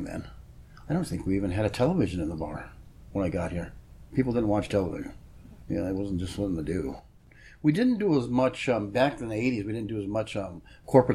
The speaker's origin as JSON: {"language": "English", "region": "Minnesota", "country": "United States", "moved": "as an adult", "said": "Minnesota, where I came from originally."}